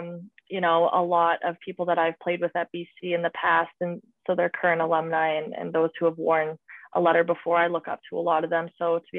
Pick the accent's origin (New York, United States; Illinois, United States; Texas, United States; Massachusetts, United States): Massachusetts, United States; Boston; now in Toronto, California, United States; considering I came from Boston, and I know quite a few girls on the Boston Pride team.